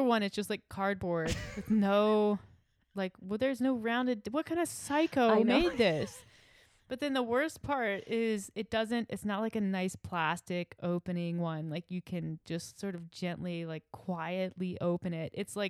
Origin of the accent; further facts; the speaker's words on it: the South, United States; I grew up in the South.